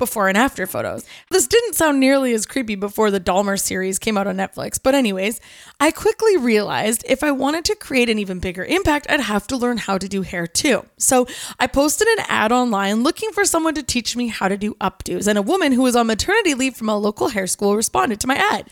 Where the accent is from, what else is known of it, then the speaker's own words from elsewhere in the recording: Kelowna, British Columbia, Canada; Growing up in Kelowna, especially as someone who was raised in the church